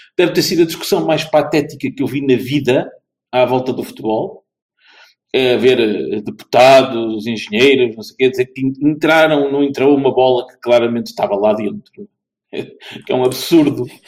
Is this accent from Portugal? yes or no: yes; near Vila do Conde, Norte, Portugal; uma equipa que eu acompanho, aqui conterrânea, não, não exatamente da minha terra, mas ao lado.